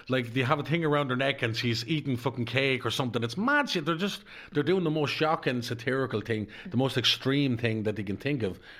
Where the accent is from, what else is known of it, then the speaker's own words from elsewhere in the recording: Darndale, County Dublin, Ireland; I because the where I come from because I'm not just yeah. a traveller. I come from Darndale.